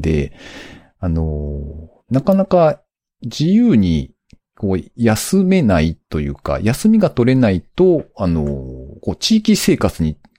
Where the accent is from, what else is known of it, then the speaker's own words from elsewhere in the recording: Aichi, Japan; moved away as an adult; もともとずっと生まれ育ったのが、あの、名古屋って言ってますけど、あの、名古屋の隣ぐらいにあるあの、ベッドタウン的な場所の